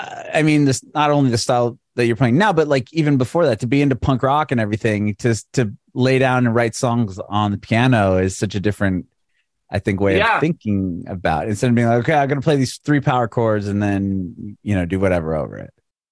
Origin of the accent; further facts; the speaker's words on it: San Diego, California, United States; So like I grew up in San Diego. That's where … was from.